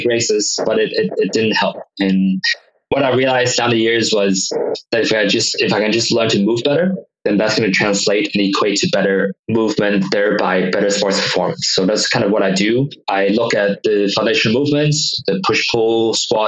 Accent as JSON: {"language": "English", "country": "Hong Kong", "tie": "born or raised there", "also_born_or_lived": "United States", "said": "I grew up in Hong Kong"}